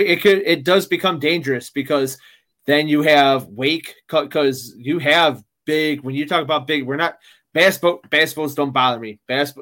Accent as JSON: {"language": "English", "region": "Midwest", "country": "United States", "said": "you know, I'm from the Midwest, you know, the whole thing, the Windy City"}